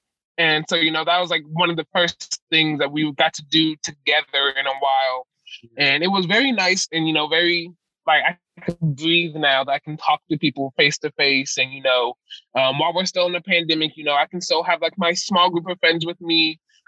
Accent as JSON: {"language": "English", "town": "Winchester", "region": "Virginia", "country": "United States", "moved": "yes", "said": "I am from Winchester, Virginia. It's a predominantly white city."}